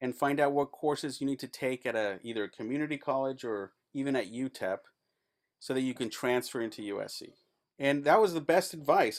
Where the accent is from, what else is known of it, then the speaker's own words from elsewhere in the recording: El Paso, Texas, United States; moved away as an adult; also born or lived in Los Angeles; I'm from El Paso. That stuff happens in my backyard all the time